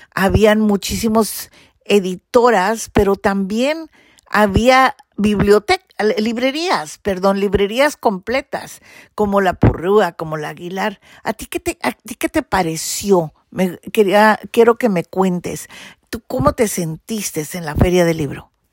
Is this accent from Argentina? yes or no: no; Mexico; yo soy mexicana